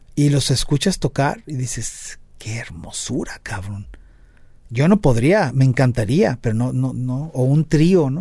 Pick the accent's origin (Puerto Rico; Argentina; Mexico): Mexico; somos cuatro mexicanos